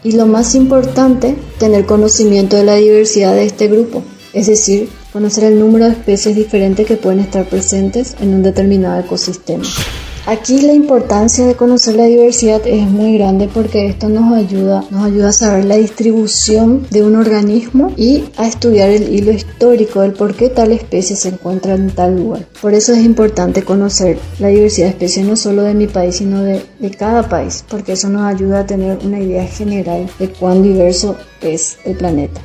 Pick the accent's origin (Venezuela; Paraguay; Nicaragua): Paraguay; moved away as an adult; also born or lived in Asunción, Paraguay; now in Corrientes, Argentina; A raíz de esa pasantía se dio la idea de hacer el doctorado con hongos de mi país